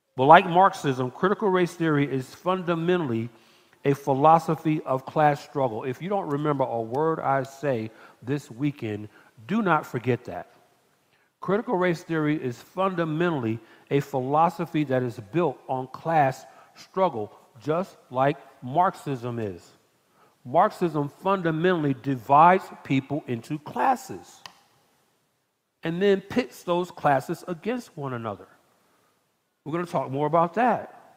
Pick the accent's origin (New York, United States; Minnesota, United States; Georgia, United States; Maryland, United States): Georgia, United States; Atlanta; now in Texas, United States; I'm from Atlanta